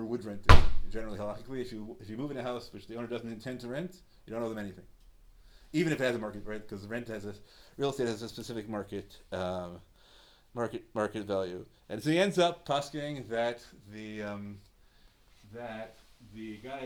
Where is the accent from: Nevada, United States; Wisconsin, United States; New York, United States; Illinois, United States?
New York, United States; New York City; I grew up in Washington Heights